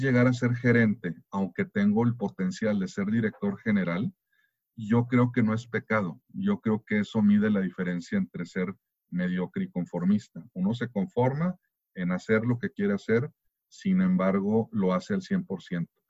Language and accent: Spanish; Germany; como buen alemán